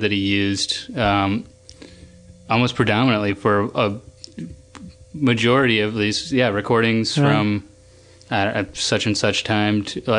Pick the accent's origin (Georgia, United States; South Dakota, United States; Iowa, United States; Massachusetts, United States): South Dakota, United States; Rapid City; moved away; also born or lived in Minnesota; I'm from Rapid City, South Dakota.